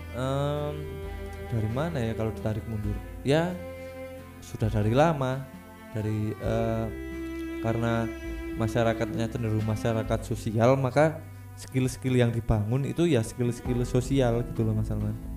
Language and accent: Indonesian; Java, Indonesia; also born or lived in Kalimantan; saya sebagai orang Jawa